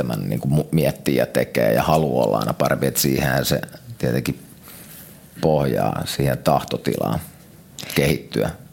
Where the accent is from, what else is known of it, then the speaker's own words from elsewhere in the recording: Lahti, Päijät-Häme, Finland; also born or lived in Vantaa; muistaakseni 6-7-vuotiaan me muutettiin Lahteen.